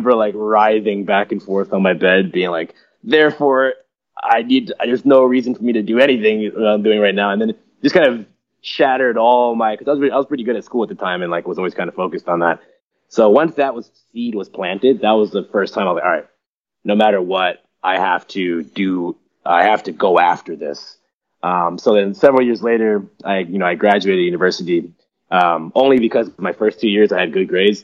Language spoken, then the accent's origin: English; United States; I grew up in American suburbia